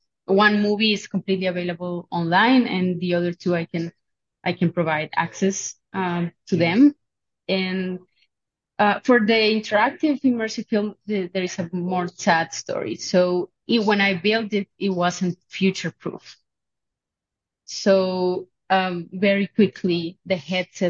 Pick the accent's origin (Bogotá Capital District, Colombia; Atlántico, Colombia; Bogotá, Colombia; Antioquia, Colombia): Atlántico, Colombia; Barranquilla; also born or lived in Genoa, Italy / Sweden; I'm teaching at Universidad del Norte in Barranquilla. It's my hometown